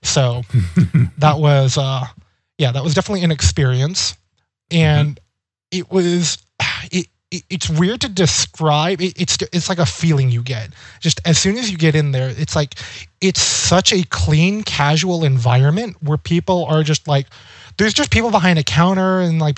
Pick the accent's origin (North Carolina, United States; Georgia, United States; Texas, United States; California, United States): California, United States; Monterey; Growing up in California has a lot of, like, spread out cities.